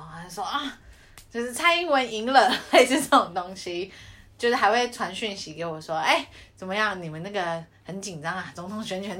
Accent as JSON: {"language": "Chinese", "country": "Taiwan", "accent": "Taiwanese", "moved": "as an adult", "lives_now": "Australia", "said": "我是台湾人。"}